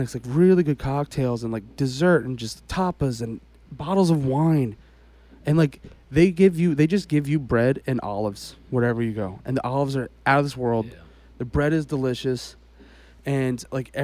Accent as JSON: {"language": "English", "country": "United States", "said": "I'm from America"}